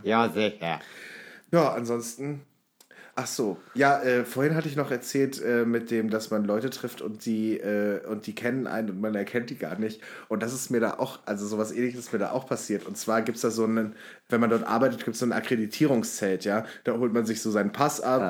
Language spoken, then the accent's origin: German; North Hesse, Germany; moved away as an adult; Nordhessen, äh, wo ich gewohnt habe, ich in, in, verschiedenen Orten und auch äh, nach der Schule umgezogen